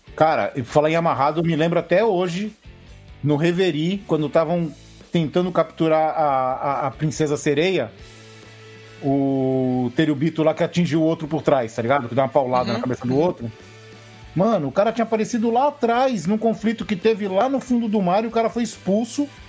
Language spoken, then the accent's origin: Portuguese; Santos, São Paulo, Brazil; eu sou Santista, cara. Nós somos os cariocas de São Paulo